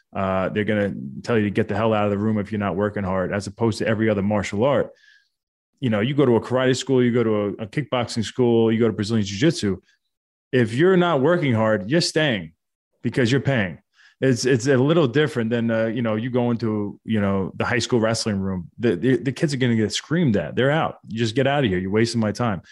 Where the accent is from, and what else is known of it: United States; born or raised there